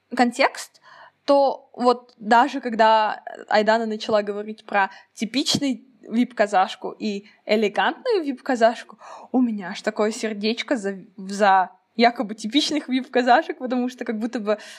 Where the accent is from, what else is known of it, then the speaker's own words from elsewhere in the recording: Kazakhstan; казашка, как я должна выглядеть, как смугленькая казашка